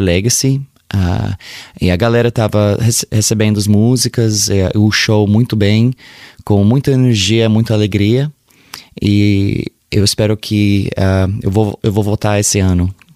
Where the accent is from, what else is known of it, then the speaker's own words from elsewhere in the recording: Sacramento, California, United States; Portuguese is a second language; Meu pai era brasileiro, mas eu nasci em Sacramento, Califórnia